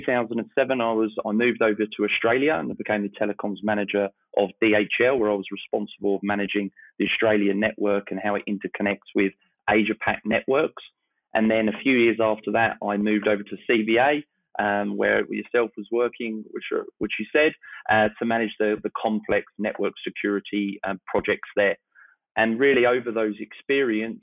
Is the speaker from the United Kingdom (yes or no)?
yes; Eastbourne, South East England, United Kingdom; I started my career over about 20 years ago back in my hometown in Eastbourne, the UK